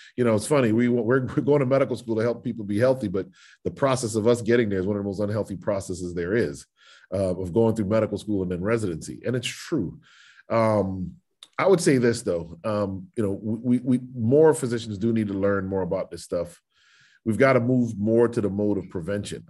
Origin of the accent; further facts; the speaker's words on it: United States; as an American who votes and loves my country